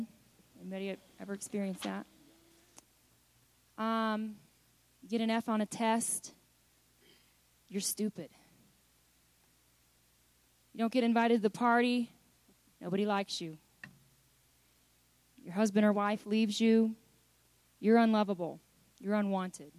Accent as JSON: {"language": "English", "country": "United States", "said": "I'm an American"}